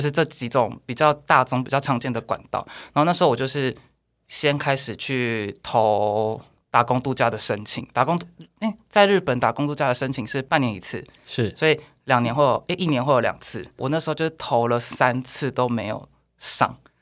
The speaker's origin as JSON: {"language": "Chinese", "country": "Taiwan", "also_born_or_lived": "Japan", "moved": "as an adult", "said": "我们也是台湾人"}